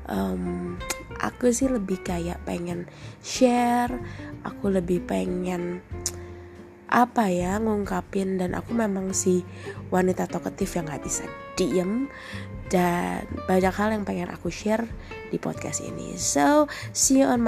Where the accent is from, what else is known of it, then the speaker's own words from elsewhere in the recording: Bandung, West Java, Indonesia; aku dari Bandung, I'm 28 years old